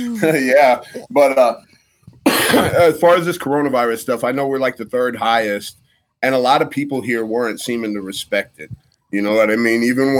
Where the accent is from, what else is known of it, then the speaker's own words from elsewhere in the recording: Warren, United States; If I told you I was from Warren, you'd be like, Warren?